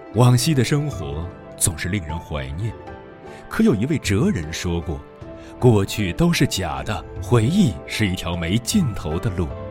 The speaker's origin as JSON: {"language": "Chinese", "region": "Hunan", "country": "China", "tie": "born or raised there", "said": "我老家湖南"}